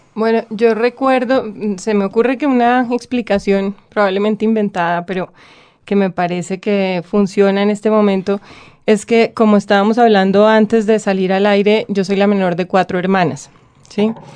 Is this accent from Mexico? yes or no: no; Bogotá, Bogotá Capital District, Colombia; accent: bogotano; also born or lived in Cali; hablo completamente bogotano